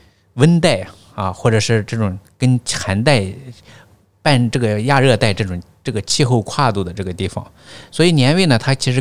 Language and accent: Chinese; Baiyin, Gansu, China; now in Shenzhen, China; 我是我是甘肃人，甘肃省白银市景泰县人。